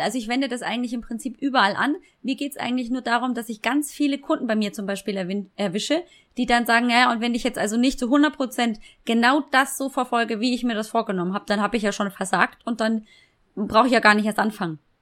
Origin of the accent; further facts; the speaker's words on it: Munich, Bavaria, Germany; accent: Bavarian; ich bin geboren und aufgewachsen in München